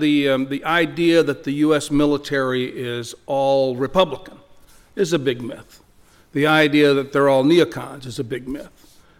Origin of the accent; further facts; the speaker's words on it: El Paso, Texas, United States; El Paso.